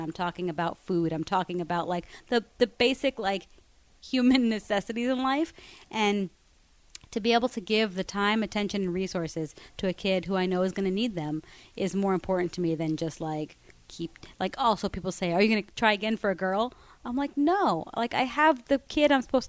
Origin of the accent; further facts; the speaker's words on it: Miami, Florida, United States; I grew up in Miami